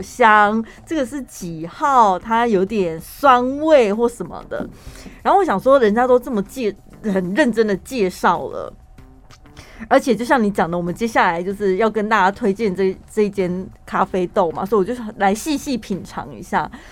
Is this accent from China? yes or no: no; central Taiwan, Taiwan; 因为我们中部人就是迷信，我们还要看良辰吉时